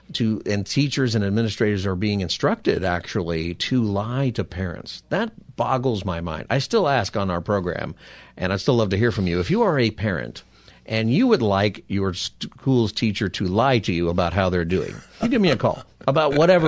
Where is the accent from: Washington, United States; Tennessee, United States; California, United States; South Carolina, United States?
California, United States; Palmdale; In fact, I went up to where I grew up in Palmdale, and the school actually is in Lancaster